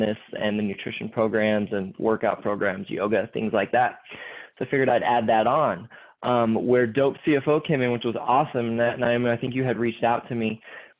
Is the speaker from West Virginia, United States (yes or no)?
no; San Diego, California, United States; I'm from San Diego.